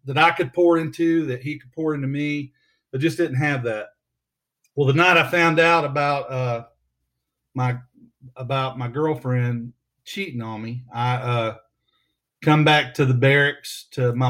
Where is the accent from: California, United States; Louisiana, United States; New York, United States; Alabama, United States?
Alabama, United States; Prattville; I'm from here in Prattville, Alabama. I grew up here in Alabama